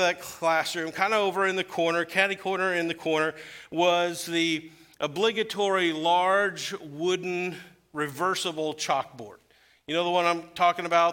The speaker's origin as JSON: {"language": "English", "town": "Weldon", "region": "Illinois", "country": "United States", "tie": "born or raised there", "said": "my hometown of Weldon, Illinois, to share with my church that I grew up in."}